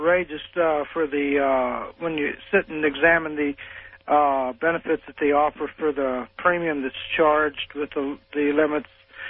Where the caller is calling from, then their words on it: Collinsville, Illinois, United States; It's …. I'm calling from Collinsville, Illinois.